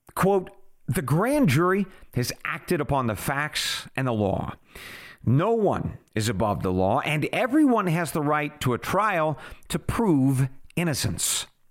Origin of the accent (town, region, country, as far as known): United States